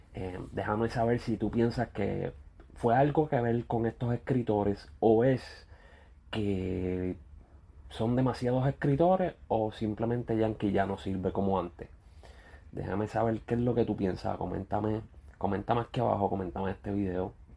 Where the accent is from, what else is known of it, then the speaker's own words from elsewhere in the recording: Ponce, Puerto Rico; somos de Ponce